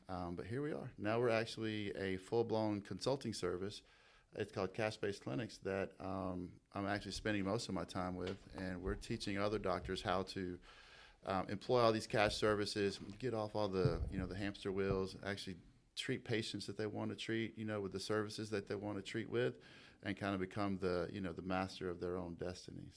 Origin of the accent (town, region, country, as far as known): Toccoa, Georgia, United States; born or raised there; also born or lived in Seneca, South Carolina